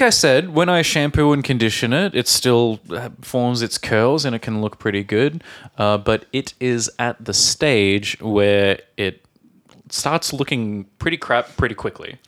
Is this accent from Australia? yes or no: yes; Australia; born or raised there; moved away